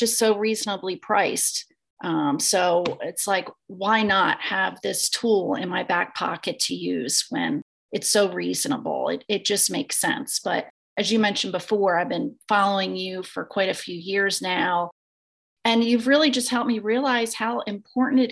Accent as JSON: {"language": "English", "town": "Exton", "region": "Pennsylvania", "country": "United States", "said": "I am from Exton, Pennsylvania, East Coast girl"}